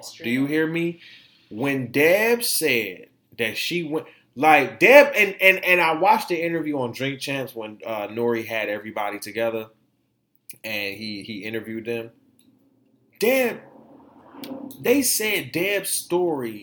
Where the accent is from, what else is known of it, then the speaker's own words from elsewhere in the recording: Detroit, Michigan, United States; people from my town, my hometown